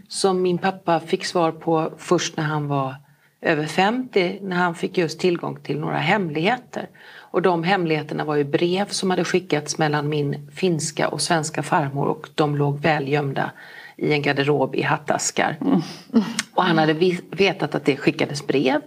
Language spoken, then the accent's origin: Swedish; Falkenberg, Halland County, Sweden; also born or lived in Kungsbacka / Halmstad; jag är ju född i Kungsbacka, uppväxt i Falkenberg, jag har gått gymnasiet i eh, Halmstad